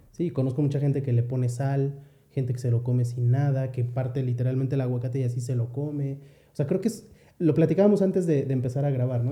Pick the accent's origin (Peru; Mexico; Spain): Mexico; nosotros como mexicanos